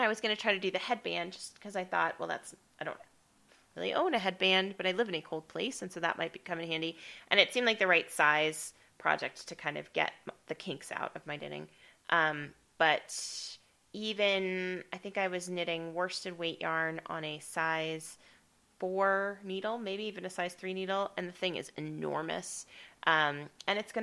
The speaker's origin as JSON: {"language": "English", "town": "Estes Park", "region": "Colorado", "country": "United States", "tie": "born or raised there", "moved": "yes", "said": "Estes Park is my hometown. That's where I grew up"}